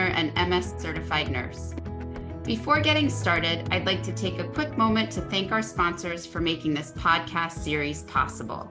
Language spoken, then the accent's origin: English; Northeast, United States; I grew up in the Northeast